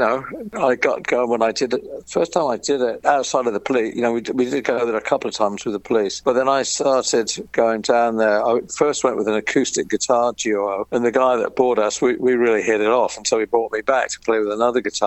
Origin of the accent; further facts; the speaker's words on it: London, United Kingdom; moved away as an adult; also born or lived in California; growing up in London and the hell of London.